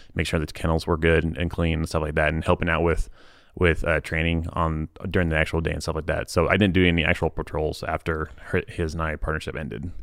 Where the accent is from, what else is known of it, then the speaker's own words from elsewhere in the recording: Lee's Summit, Missouri, United States; moved away as an adult; also born or lived in Texas / California; now in Utah, United States; my hometown, Fleece Summit, Missouri